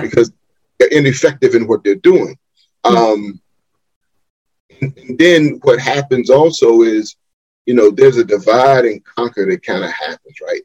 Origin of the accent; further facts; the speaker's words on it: Wilmington, North Carolina, United States; I was born and raised right here in Wilmington, North Carolina